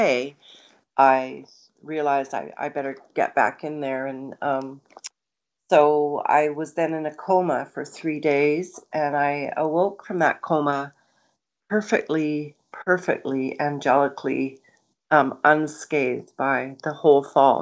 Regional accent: Kamloops, British Columbia, Canada; also born or lived in Nelson; we were a family of five children, and we grew up in Kamloops

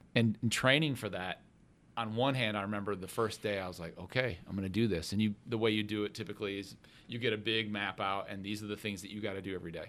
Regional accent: Grand Rapids, Michigan, United States; moved away as an adult; now in Notre Dame, United States; I'm originally from Grand Rapids, Michigan. I grew up, I'm the oldest of six

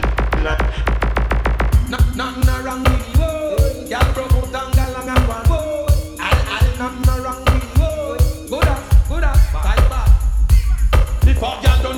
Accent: Jamaica; I'm really Jamaican

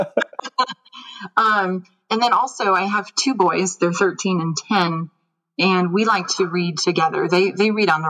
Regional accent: New York, United States; moved away; I grew up in the Appalachian Mountains

